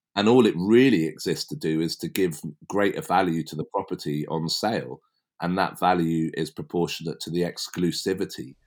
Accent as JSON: {"language": "English", "area": "West Berkshire", "region": "South East England", "country": "United Kingdom", "tie": "born or raised there", "said": "it all started for me as a kid growing up in West Berkshire"}